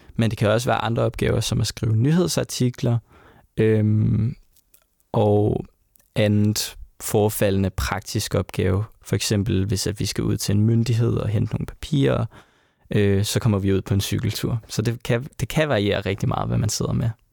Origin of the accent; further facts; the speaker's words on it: Sønderborg, Southern Denmark, Denmark; i Sønderborg, hvor jeg kommer fra